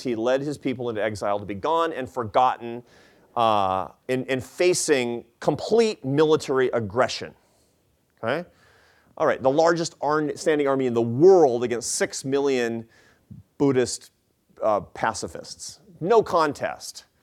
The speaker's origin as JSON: {"language": "English", "town": "Seattle", "region": "Washington", "country": "United States", "tie": "born or raised there", "said": "Seattle, 'cause that's my hometown"}